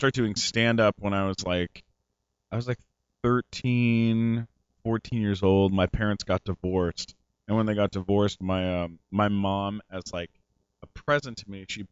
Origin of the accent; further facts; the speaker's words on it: San Diego, California, United States; also born or lived in Canada; now in Los Angeles, United States; I was born in Canada, but I was raised in San Diego.